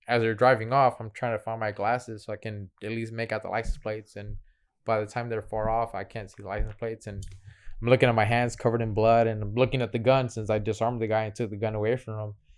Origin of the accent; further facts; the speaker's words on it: Houston, Texas, United States; I'm from Northside Houston